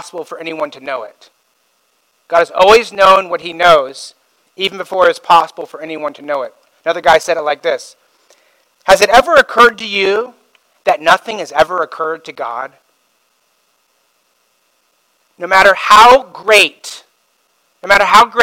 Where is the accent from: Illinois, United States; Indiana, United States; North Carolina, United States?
Indiana, United States; now in Simi Valley, United States; I grew up in Indiana